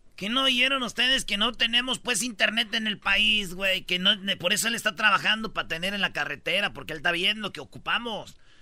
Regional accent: Michoacán, Mexico; yo soy de Michoacán

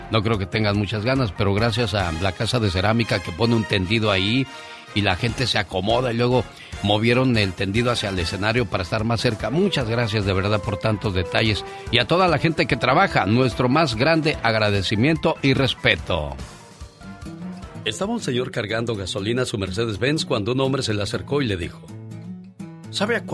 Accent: Chihuahua, Mexico; now in United States; Un día salí de Chihuahua, pero Chihuahua nunca salió de mí. Oye, a propósito de estados, me acuerdo cuando llegué a California.

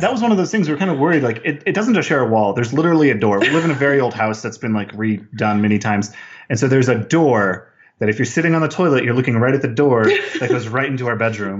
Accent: Las Cruces, New Mexico, United States; Las Cruces, New Mexico, about three hours south of Albuquerque on the border

